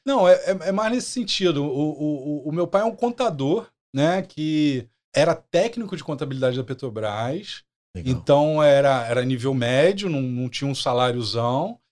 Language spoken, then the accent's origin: Portuguese; São Gonçalo, Rio de Janeiro, Brazil; also born or lived in Méier, Rio de Janeiro / Lapa, Rio de Janeiro / Macaé; nasci no Meia, e aí eu fui para São Gonçalo porque meu pai queria uma casa para criar os filhos